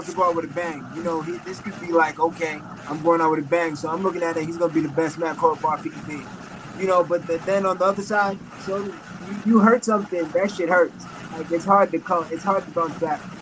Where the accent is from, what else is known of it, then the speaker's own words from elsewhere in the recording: Boston, Massachusetts, United States; now in Los Angeles, United States; I grew up in Boston